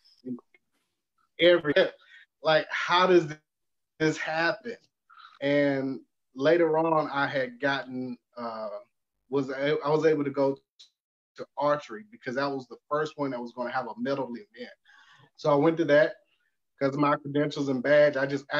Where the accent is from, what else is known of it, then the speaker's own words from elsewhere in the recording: Columbus, Georgia, United States; Growing up in Columbus, Georgia, which was only 30 miles from Auburn, all of the family was primarily Auburn fans.